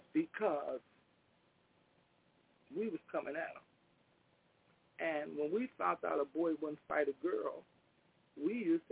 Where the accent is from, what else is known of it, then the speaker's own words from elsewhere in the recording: Chicago, Illinois, United States; also born or lived in Englewood, south side of Chicago; We was raised up on the west side of Chicago, between Central Park and Holman